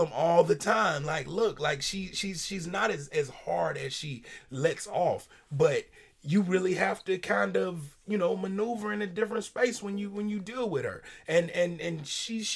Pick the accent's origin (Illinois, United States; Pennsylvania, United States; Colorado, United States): Illinois, United States; Chicago; I'm from Chicago